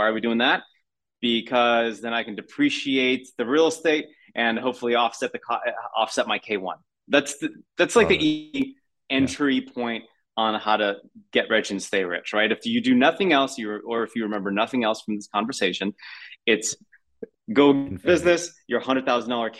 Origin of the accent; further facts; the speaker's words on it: United States; as an American